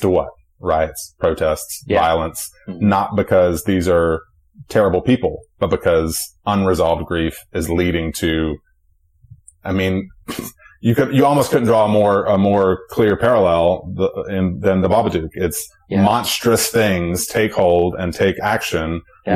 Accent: Charlotte, North Carolina, United States; I'm from Charlotte

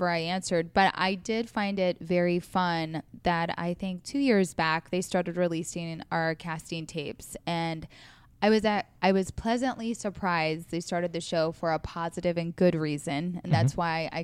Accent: Council Bluffs, Iowa, United States; also born or lived in Omaha, Nebraska; now in Los Angeles, United States; I am born and raised in Iowa, Council Bluffs, Iowa, Omaha, Nebraska. They're like river cities.

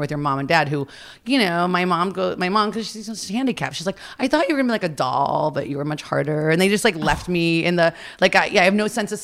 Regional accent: Florida, United States; also born or lived in Cleveland, Ohio; I moved here when I was 7. I moved to Florida when I was 7

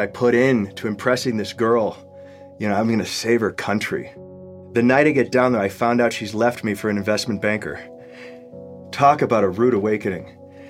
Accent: Grosse Pointe, Michigan, United States; now in Mexico City, Mexico; I'm originally from Grosse Pointe, Michigan. I'm 43 years old. I live now in Mexico City

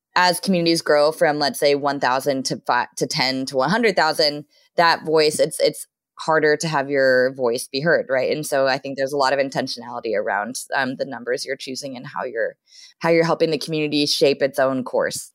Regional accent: Southern California, United States; now in Seattle, United States; I grew up in Southern California

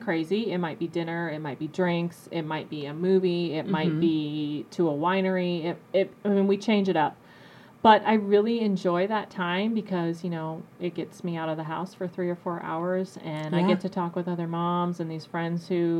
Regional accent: Tama, Iowa, United States; moved away as an adult; now in Quad Cities, United States; I'm not from the Quad Cities. I'm from a town probably 2 hours west and kind of in between Cedar Rapids and Des Moines. And it's a small town, Tama, Toledo

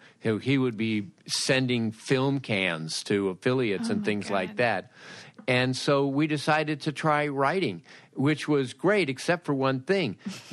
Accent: Los Angeles, California, United States; I grew up in Los Angeles.

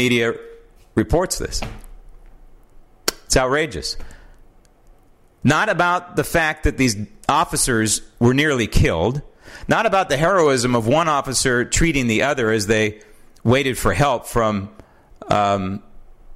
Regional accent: San Francisco, California, United States; born and raised in San Francisco

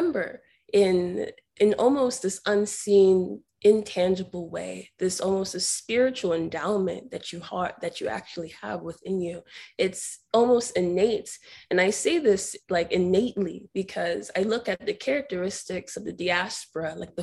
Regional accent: United States; also born or lived in Ibadan, Nigeria; I essentially was raised in America

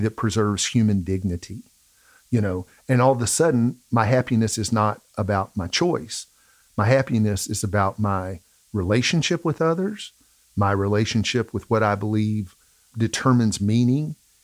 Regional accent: the South, United States; we're from the South. Unfortunately, we're from the South. I grew up around people for whom happiness was attached to the almighty dollar

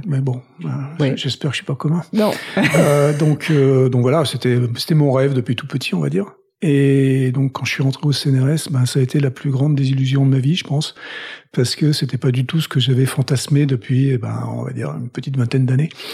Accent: Toulouse, Occitania, France; moved away as an adult; also born or lived in Paris / Boston; now in United States; je viens de Toulouse, donc je suis toulousain. J'ai vécu première partie de ma vie là-bas

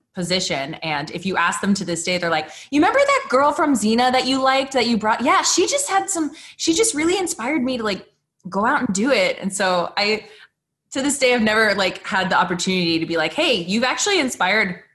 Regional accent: Arizona, United States; I grew up in Arizona

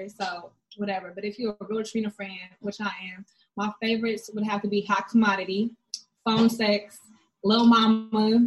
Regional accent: the Bay Area, California, United States; I'm from the Bay

